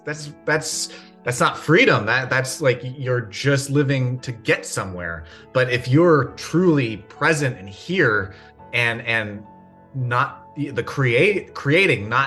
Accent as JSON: {"language": "English", "town": "Rancho Palos Verdes", "region": "California", "country": "United States", "tie": "born or raised there", "said": "I grew up in Rancho Palos Verdes."}